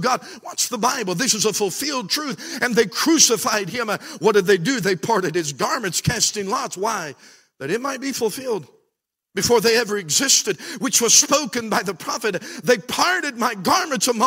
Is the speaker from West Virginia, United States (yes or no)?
yes; Beckley, West Virginia, United States; I'm from Beckley.